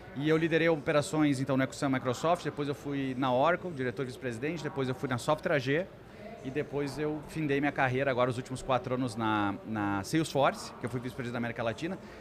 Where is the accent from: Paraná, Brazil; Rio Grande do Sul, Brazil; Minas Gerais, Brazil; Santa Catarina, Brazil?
Rio Grande do Sul, Brazil; Lajeado; eu venho do interior do Rio Grande do Sul, uma cidade chamada Lajeado